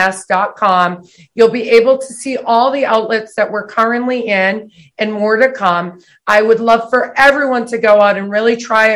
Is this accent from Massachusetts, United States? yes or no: yes; Boston, Massachusetts, United States; also born or lived in Milwaukee, Wisconsin; Boston, Rosendale is Rosendale. Where we grew up